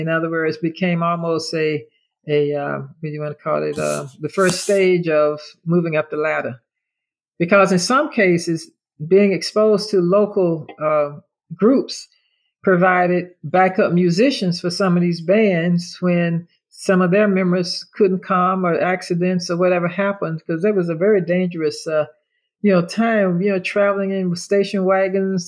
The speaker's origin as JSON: {"language": "English", "town": "Orlando", "region": "Florida", "country": "United States", "tie": "born or raised there", "said": "I grew up in Orlando"}